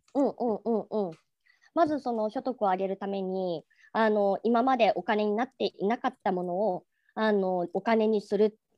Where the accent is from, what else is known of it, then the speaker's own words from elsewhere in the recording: Tokyo, Japan; 東京生まれ